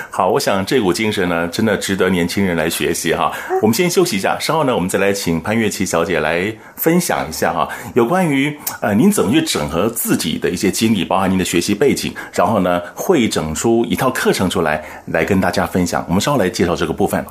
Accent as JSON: {"language": "Chinese", "country": "Taiwan", "said": "我们台湾人讲话也是很客客气气的"}